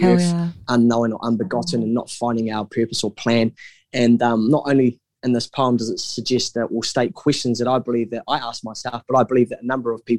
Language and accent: English; New Zealand; I'm a Kiwi